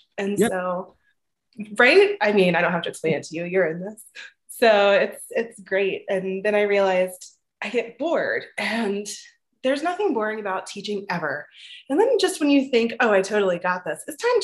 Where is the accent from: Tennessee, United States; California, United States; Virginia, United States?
Virginia, United States; moved away as an adult; also born or lived in Richmond, Virginia / Colorado; I'm originally from Virginia, not far from Richmond